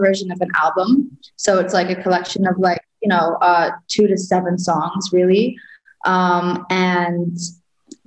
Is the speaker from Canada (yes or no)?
no; Sudan; moved away; also born or lived in Virginia; where I grew up in Sudan.